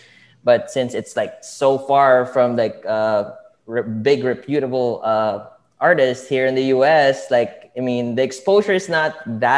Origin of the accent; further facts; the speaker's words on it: Philippines; moved away as an adult; now in United States; I'm from the Philippines. I landed here in the U.S. because of my internship in hotels